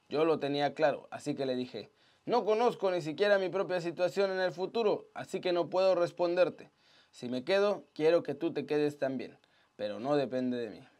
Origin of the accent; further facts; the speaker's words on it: Mexico; La verdad es que toda mi vida viví en México. Mi corazón está ahí, mi familia vive allá, me siento mexicano